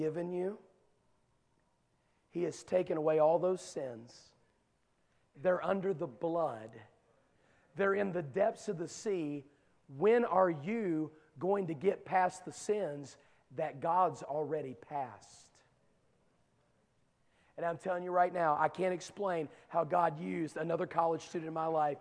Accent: Dunbar, West Virginia, United States; moved away; I am from Dunbar, West Virginia. There are no gangs there, okay?

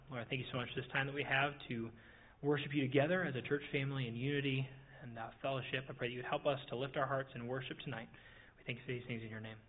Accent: Minnesota, United States; moved away; maybe I'm from Minnesota

